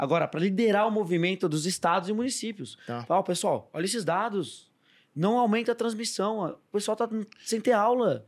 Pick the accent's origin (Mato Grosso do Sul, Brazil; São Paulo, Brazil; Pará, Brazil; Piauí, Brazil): São Paulo, Brazil; Bragança Paulista; eu sou de Bragança Paulista, interior de São Paulo